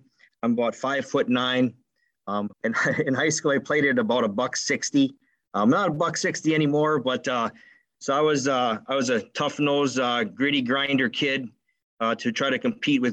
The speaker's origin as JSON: {"language": "English", "town": "Beaver Dam", "region": "Wisconsin", "country": "United States", "tie": "born or raised there", "also_born_or_lived": "Janesville, Wisconsin", "said": "I'm originally from Beaver Dam, which is a little north of Madison."}